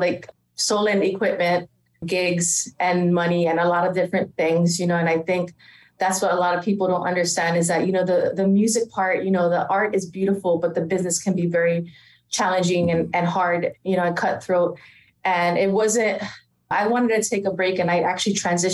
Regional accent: Hawaii, United States; moved away; born and raised in Hawaii

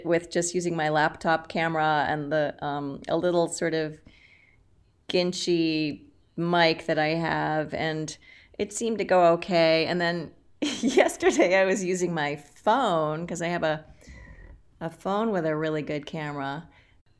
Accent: Boston, Massachusetts, United States; also born or lived in Los Angeles / New York; now in Minneapolis, United States; I'm from Boston. I'm a Boston girl, but I've lived in Los Angeles, and then I was in New York for about 15 years

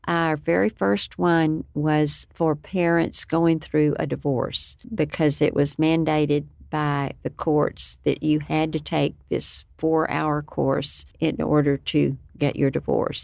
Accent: Lubbock, Texas, United States; I was born and raised in Lubbock, Texas, and it's been my home for many years

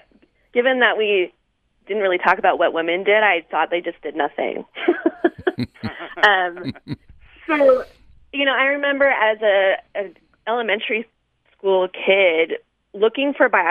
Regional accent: California, United States; now in Salt Lake City, United States; I grew up in California.

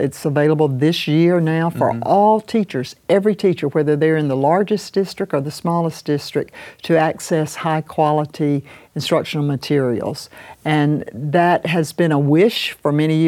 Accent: Saluda, South Carolina, United States; I was over in my hometown of Saluda

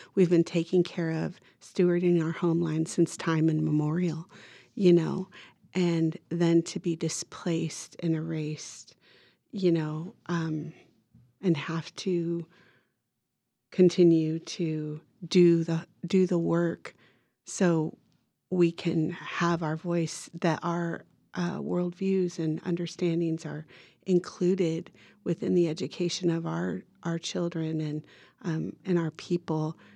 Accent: Redding, California, United States; also born or lived in Toyon, California; I was born there in Toyang, but shortly thereafter moved into Reading and we have a really large native community there

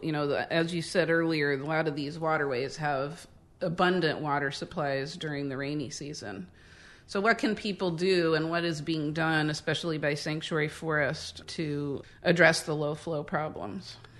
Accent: Midwest, United States; now in Northern California, United States; we are both from the Midwest where, you know, people growing up in the sixties and seventies

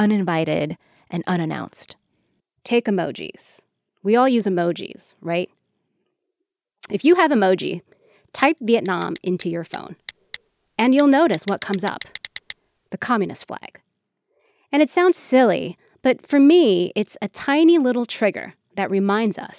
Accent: United States; I grew up in the United States

